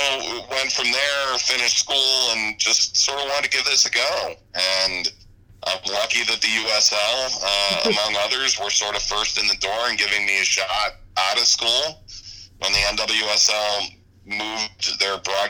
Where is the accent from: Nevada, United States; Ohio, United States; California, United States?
Ohio, United States; moved away as an adult; also born or lived in New York; I grew up in Ohio. So a Cleveland sports fan